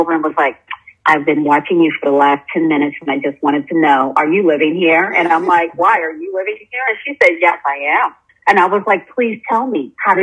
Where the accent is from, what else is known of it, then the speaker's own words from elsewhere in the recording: North New Jersey, United States; moved away as an adult; also born or lived in Brooklyn, New York; now in Costa Rica; I grew up in a household where I was born in North New Jersey